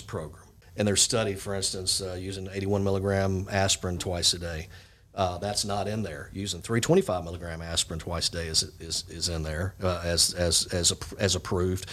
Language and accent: English; Jackson, Mississippi, United States; I'm uh, originally from Jackson, Mississippi.